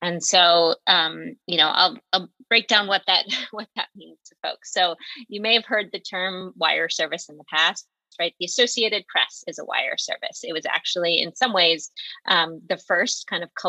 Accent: Philadelphia, Pennsylvania, United States; I'm a Philly native, born and raised in Mount Airy, and now live in Mount Airy again.

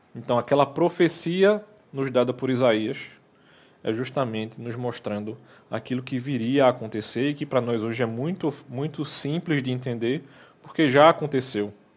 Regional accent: Recife, Pernambuco, Brazil; nós que somos do Recife

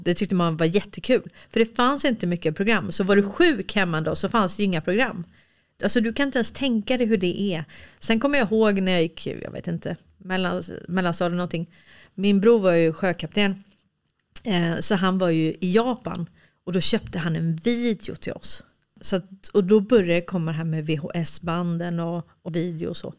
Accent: Stockholm, Stockholm County, Sweden; moved away; also born or lived in Småland; jag är uppväxt i Hässelby villastad

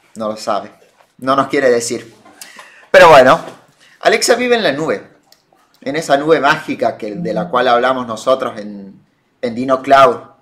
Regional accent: Argentina; nosotros con nuestros che y nuestros muletillas hablamos raro, los argentinos

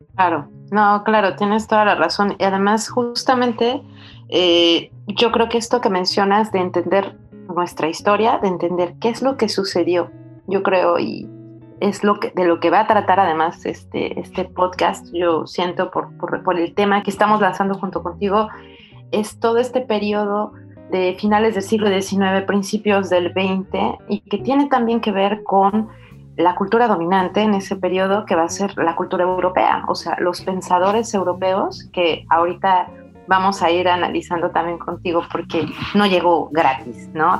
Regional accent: Mexico; now in France; no habíamos tenido una película que nos confrontara como mexicanos

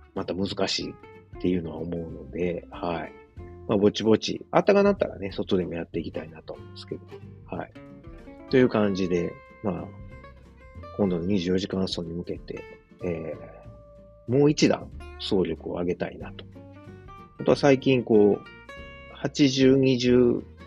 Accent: Osaka, Japan; moved away as an adult; now in Germany; 自分の実家であるですね、駒川あずまや、はい、親父とおかんがやってる、えー、大阪、駒川いうところでね

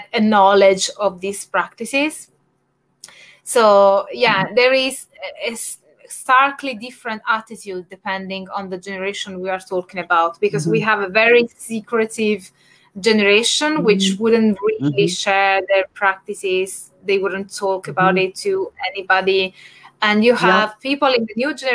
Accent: Naples, Campania, Italy; in my home region, which is Campania, because I'm from Naples

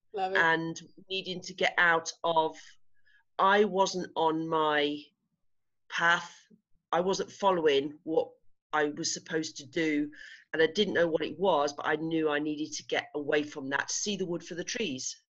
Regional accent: England, United Kingdom; moved away as an adult; now in Spain; I'm English. I'm so English

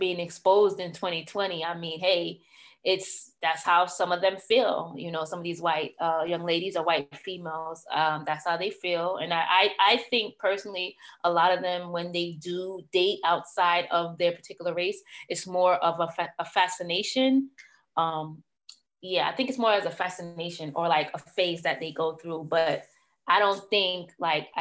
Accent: New York City, New York, United States; I am from Brooklyn, New York

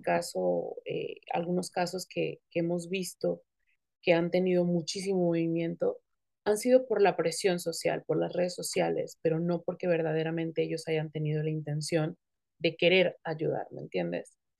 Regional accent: Tijuana, Baja California, Mexico; also born or lived in Acapulco, Guerrero, Mexico; yo no nací en Tijuana, yo nací en Acapulco, pero me considero tijuanense

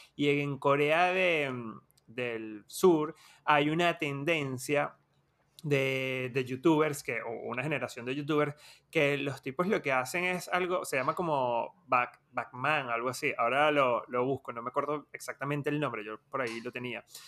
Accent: Venezuela; now in Argentina; cuando, cuando crecimos en Venezuela

